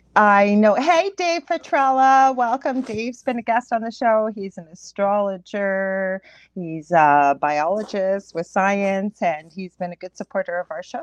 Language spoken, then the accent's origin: English; Canada; I am a Canadian clairvoyant medium